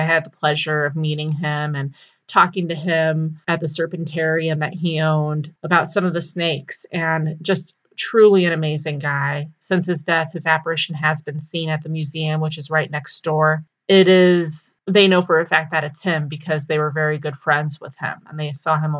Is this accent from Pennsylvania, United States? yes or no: no; Pueblo, Colorado, United States; and my hometown Pueblo